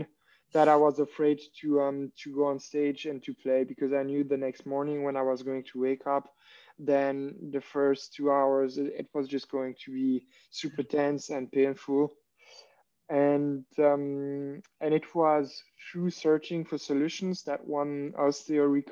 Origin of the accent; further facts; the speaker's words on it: Switzerland; English is a second language; moved away as an adult; also born or lived in Germany; now in Berlin, Germany; I'm originally from Switzerland, based in Germany.